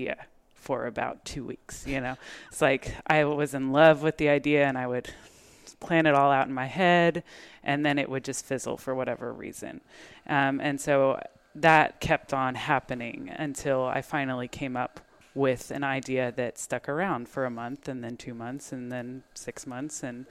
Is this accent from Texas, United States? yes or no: yes; Texas, United States; also born or lived in New York / Spain / Guatemala; I am from Texas. Well, I was born in New York, raised in Texas